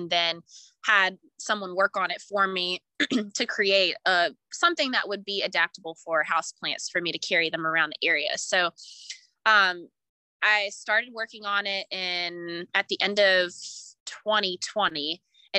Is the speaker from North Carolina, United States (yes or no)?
yes; Raleigh, North Carolina, United States; also born or lived in Brooklyn, New York; I was born and raised here in the Raleigh area